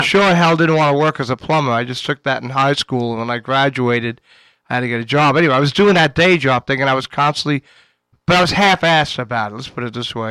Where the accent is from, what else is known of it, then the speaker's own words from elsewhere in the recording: New York City, New York, United States; I was from Queens